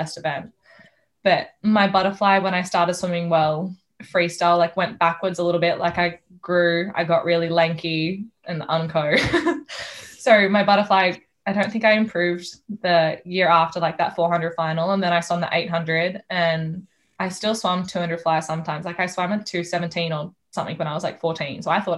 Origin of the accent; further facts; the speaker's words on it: New South Wales, Australia; So I'm from New South Wales and I'm not going to be able to see my pa, which is sad, or my mum's sister.